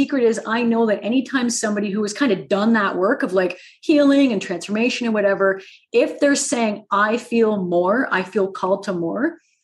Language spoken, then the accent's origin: English; Canada; I am a friendly Canadian